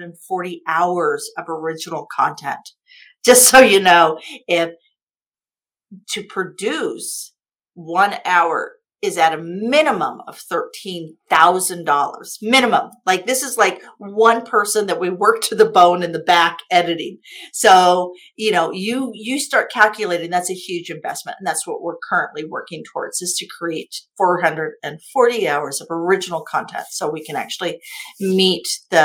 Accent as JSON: {"language": "English", "region": "Kansas", "country": "United States", "moved": "yes", "said": "I came from Kansas from a trailer park. I came from a trailer park with no high school education"}